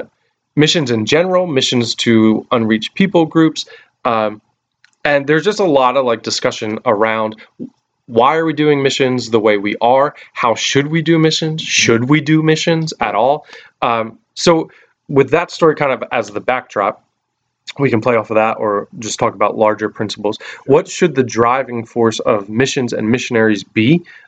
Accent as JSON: {"language": "English", "country": "United States", "said": "we've compartmentalized our faith as, especially as American Christians. That's the only context I really have for it."}